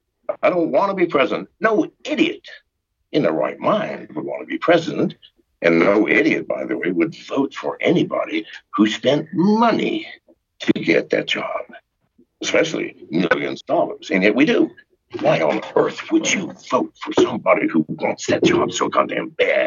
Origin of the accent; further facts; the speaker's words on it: England, United Kingdom; born there; I was born in England. My dad was a U.S. soldier fighting World War II. I am as eligible as any man.